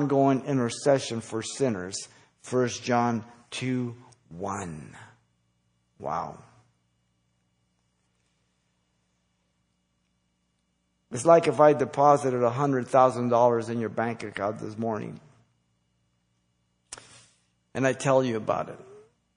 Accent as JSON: {"language": "English", "country": "United States"}